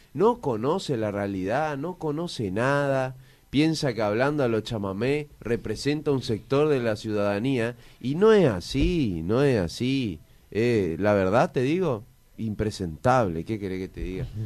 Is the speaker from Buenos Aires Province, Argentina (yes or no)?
no; Apóstoles, Misiones, Argentina; yo soy de Apóstoles